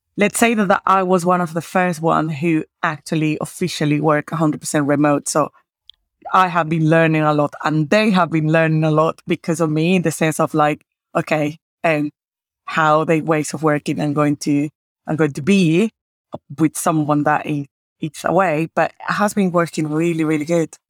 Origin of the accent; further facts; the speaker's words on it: Caracas, Capital District, Venezuela; moved away; I am originally from Caracas